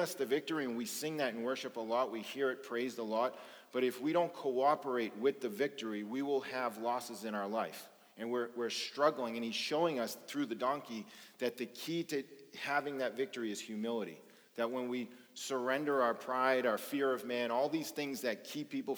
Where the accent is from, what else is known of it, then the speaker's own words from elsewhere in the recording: Boston, Massachusetts, United States; I grew up in South Boston at a time when it was really bad drugs and organized crime and just a lot of dysfunction